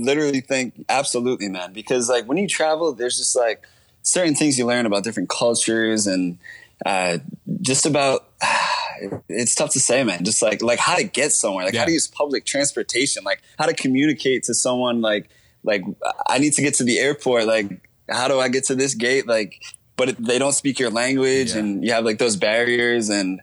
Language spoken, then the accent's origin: English; Narragansett, Rhode Island, United States; moved away; also born or lived in Los Angeles; I'm a flight attendant originally from a small town called Narragansett, Rhode Island